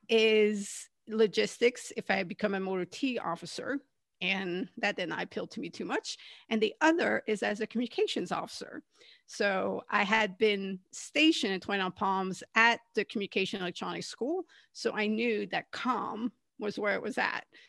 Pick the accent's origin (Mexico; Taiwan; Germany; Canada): Canada; moved away; also born or lived in California; I'm originally from Canada